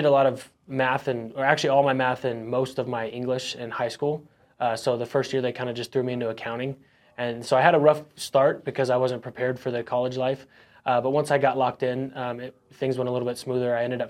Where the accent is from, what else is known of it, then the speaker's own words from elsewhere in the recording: Phoenix, Arizona, United States; born there; Yeah, about 11 or 12 since I was born in Phoenix.